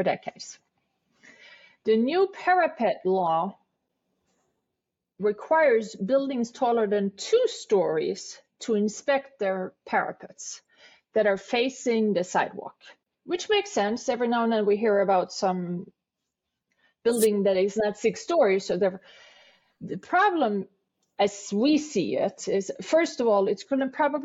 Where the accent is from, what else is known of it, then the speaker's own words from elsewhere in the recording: Sweden; moved away as an adult; also born or lived in New York City; now in New York, United States; I am from Sweden originally. I moved to New York in 1994.